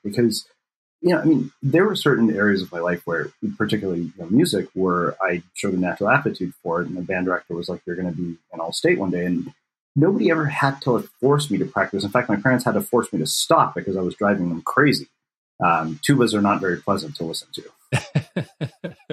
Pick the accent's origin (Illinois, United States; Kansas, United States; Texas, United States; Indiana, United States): Texas, United States; I grew up in Texas where if you play football and you're a scrawny Indian kid